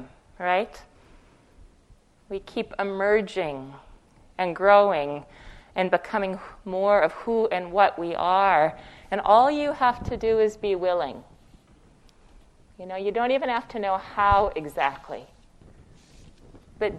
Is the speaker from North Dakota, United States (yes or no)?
yes; Fargo, North Dakota, United States; moved away as an adult; I spent the first 18 years of my life in Fargo, North Dakota, Fargo like the movie. That's where I'm from originally